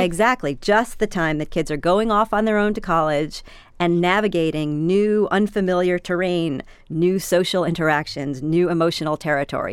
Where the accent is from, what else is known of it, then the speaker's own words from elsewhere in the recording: New York, United States; I grew up in New York.